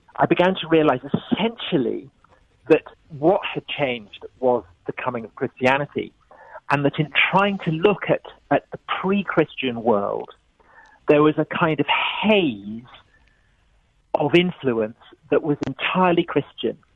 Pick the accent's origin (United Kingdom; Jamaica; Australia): United Kingdom; England; I was brought up in England here here in Britain